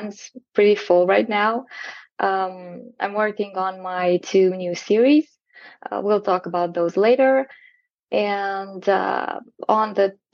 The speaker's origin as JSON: {"language": "English", "region": "southern Romania", "country": "Romania", "tie": "born or raised there", "lives_now": "Timișoara, Romania", "said": "I was born in a small town in the south of Romania. And now I live in a big city in the west of Romania, in Timișoara."}